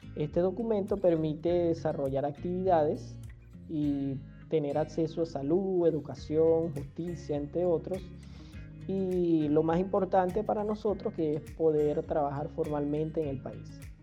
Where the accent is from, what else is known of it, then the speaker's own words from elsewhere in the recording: Venezuela; moved away as an adult; En Venezuela estamos acostumbrados a esa calidez, a esa amabilidad de la mayoría de las personas